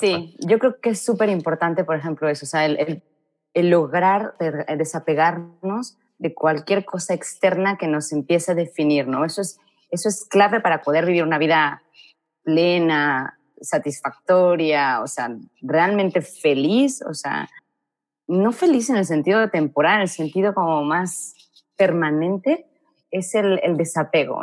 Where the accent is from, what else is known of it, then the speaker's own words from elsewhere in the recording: Mexico; moved away as an adult; also born or lived in Madrid, Spain; no estoy muy a gusto en mi país